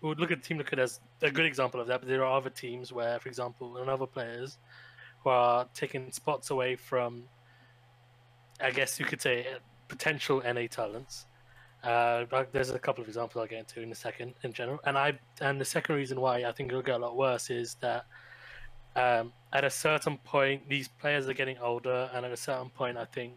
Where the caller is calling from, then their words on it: United Kingdom; I'm calling from the UK